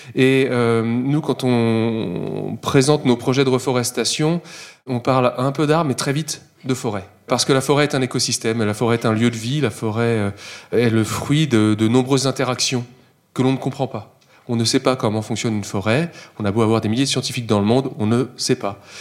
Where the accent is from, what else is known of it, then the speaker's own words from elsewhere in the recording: Versailles, Île-de-France, France; je suis né à Versailles